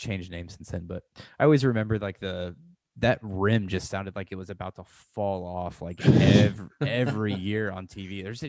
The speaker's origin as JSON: {"language": "English", "area": "near Carbondale", "region": "Illinois", "country": "United States", "tie": "born or raised there", "said": "Carbondale, Illinois, which is close to like my hometown."}